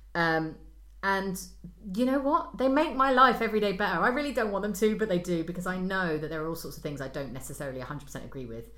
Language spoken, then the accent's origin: English; United Kingdom; I'm British